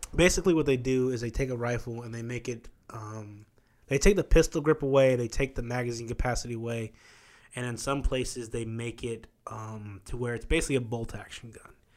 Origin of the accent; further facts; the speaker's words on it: Midwest, United States; moved away; growing up in the Midwest